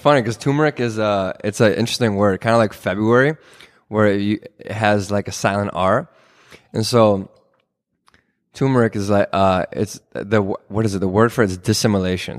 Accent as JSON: {"language": "English", "town": "Minneapolis", "region": "Minnesota", "country": "United States", "also_born_or_lived": "Israel", "said": "I'm from here in the Twin Cities. Um, I went to school at Hopkins"}